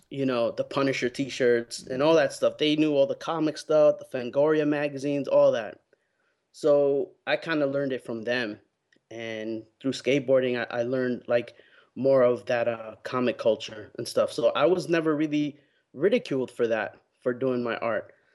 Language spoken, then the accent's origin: English; New York City, New York, United States; when I was growing up in New York